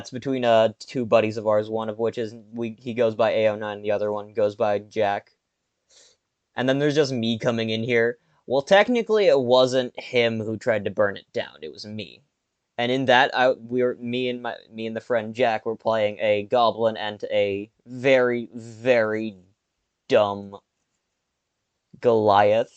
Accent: Canada; I'm Canadian

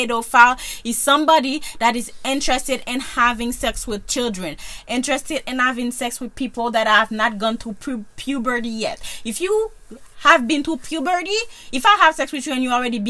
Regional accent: Haiti; moved away; I'm from Haiti

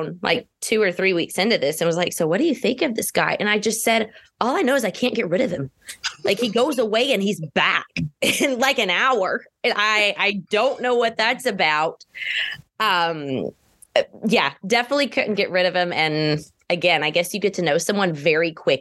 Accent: Georgia, United States; I am from Georgia.

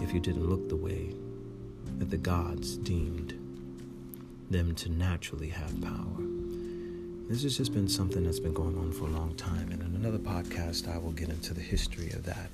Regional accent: Irvington, New Jersey, United States; I'm from Irvington, New Jersey very close to Newark

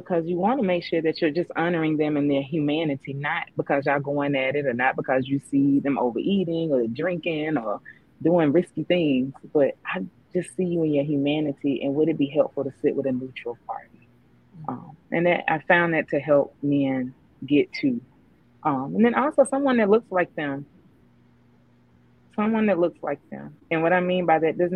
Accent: Southeast, United States; I'm from the Southeast

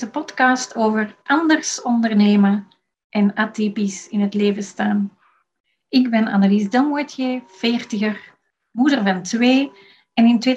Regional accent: Antwerp, Flanders, Belgium; Ik werk als Antwerps freelance administratief wonder.

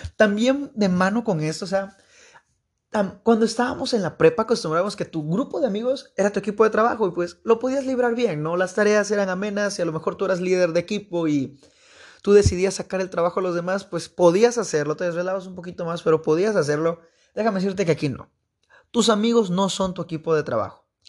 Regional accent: Veracruz, Mexico; Soy de Veracruz. no Veracruz Puerto, pero de una ciudad de Veracruz.

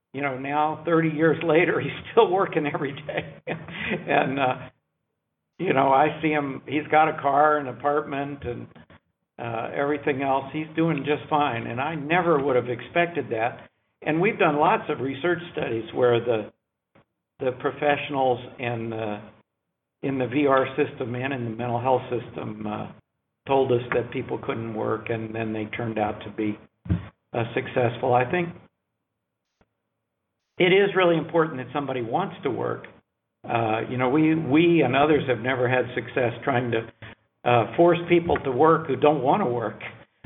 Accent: North Carolina, United States; I'm from North Carolina too

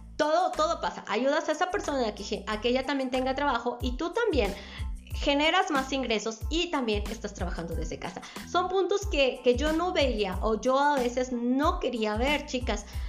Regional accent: Mexico; Soy de la República Mexicana

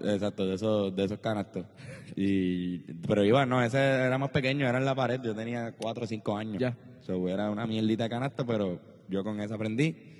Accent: Trujillo Alto, Puerto Rico; also born or lived in Country Club, San Juan, Puerto Rico; Viví desde los 10 años en el Conqui y de los 0 a los 9 años viví en Country Club

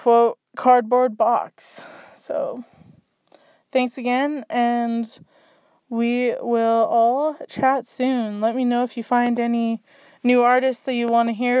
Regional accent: Canada; I'm from Canada

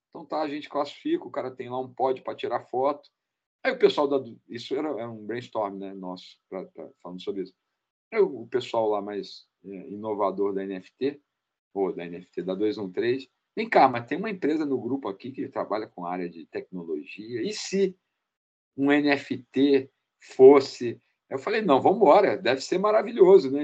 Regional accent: Rio de Janeiro, Brazil; eu sou do Rio de Janeiro

